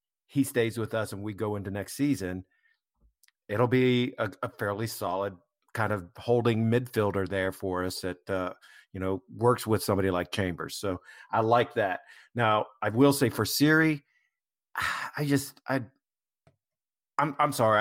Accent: United States; as an American

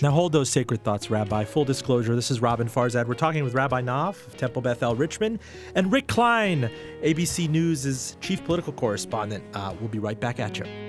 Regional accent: Iran; now in United States; I was born in Iran, and we came to the United States as Jews, uh, fleeing the Islamic

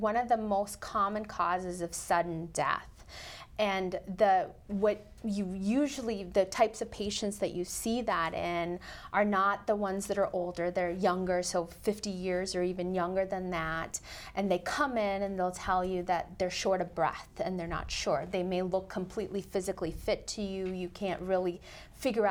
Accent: Colorado and Nebraska, Midwest, United States; also born or lived in India / Missouri / St. Louis; I was born in India, and we moved to the United States when I was 7 years old, and I got to grow up in small towns in Colorado and Nebraska and live a wonderful Midwestern childhood

